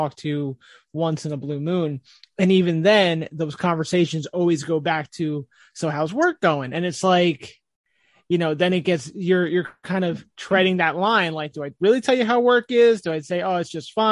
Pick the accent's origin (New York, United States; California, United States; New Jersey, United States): New Jersey, United States; I grew up in New Jersey